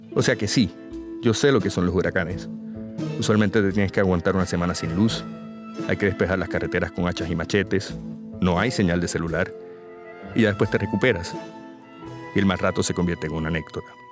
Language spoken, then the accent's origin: Spanish; Puerto Rico; Los puertorriqueños somos ciudadanos estadounidenses